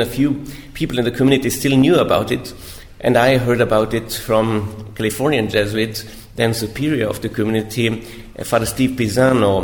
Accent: Innsbruck, Tyrol, Austria; moved away as an adult; also born or lived in Rome, Italy; I'm from Austria originally, from Tyrol, Innsbruck. Uh, I grew up there

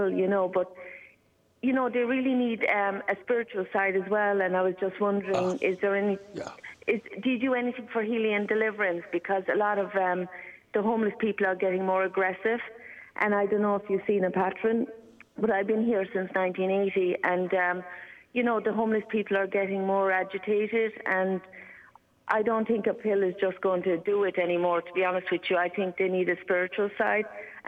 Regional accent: Ireland; accent: Irish lilt; now in New York, United States; There's just that little bit of an Irish lilt going on there. You know, I'm here for so many years, I still haven't lost it.

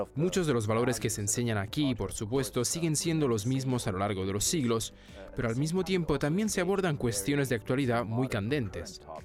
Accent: France

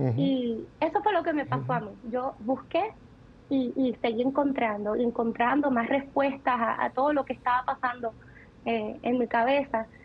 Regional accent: Ciales, Puerto Rico; also born or lived in Florida, United States; allí me crié, en el pueblito de, de, Ciales, que seguramente ellos lo mencionaron mucho, eh, que es un pueblo en la montaña, un pueblo bien humilde, en el mismo centro de, Puerto Rico

